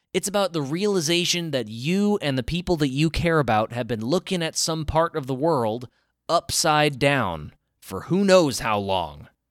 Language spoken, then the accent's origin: English; American South, United States; I grew up in the American South